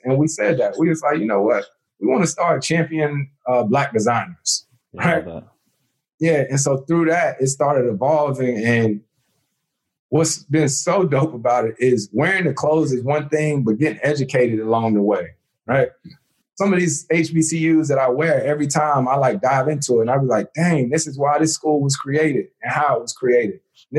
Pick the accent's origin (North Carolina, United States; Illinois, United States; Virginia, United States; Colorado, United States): North Carolina, United States; Winston-Salem; I'm born and raised in Winston, right?